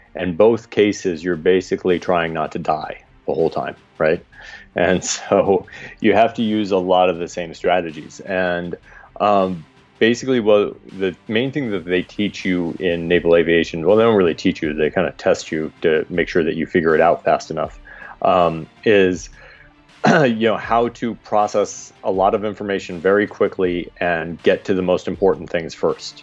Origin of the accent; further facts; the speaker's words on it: Washington, District of Columbia, United States; also born or lived in Brooklyn, New York / Maryland; I grew up in the D.C. metro area and in Brooklyn, New York. We split our time. When I was 10, we moved from the D.C. metro area to Brooklyn. And then when I was 16, we moved back to Maryland